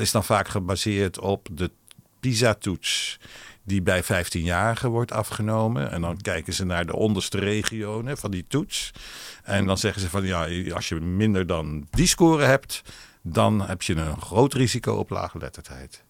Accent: Netherlands; first language Hebrew; Dutch is a second language; toen ze weer in Nederland terugkwamen eh, na de oorlog, toen eh, ben ik dus opgegroeid met uh, Ivriet als eerste taal

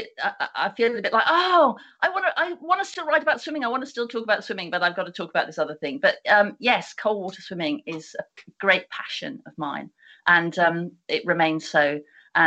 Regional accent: United Kingdom; how we as British people, because it's a very specific phenomena to this country.

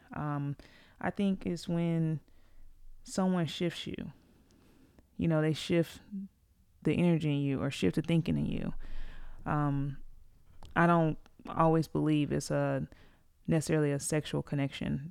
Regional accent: Greensboro, North Carolina, United States; I'm from Greensboro, uh, it's where I live.

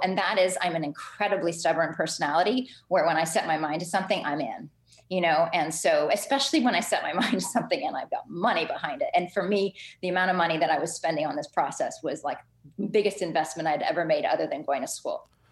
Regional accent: Ottawa, Ontario, Canada; also born or lived in Halifax; am Canadian. I grew up in Ottawa

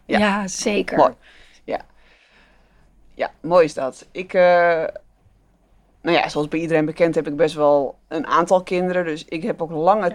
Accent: Netherlands; we allemaal als Nederlandse, Nederlandse ouders

